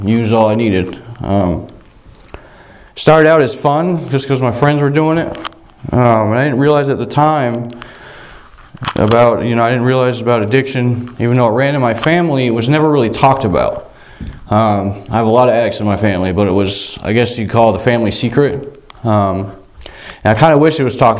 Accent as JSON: {"language": "English", "region": "Vermont", "country": "United States", "tie": "born or raised there", "also_born_or_lived": "South Royalton, Vermont", "said": "I grew up in Vermont."}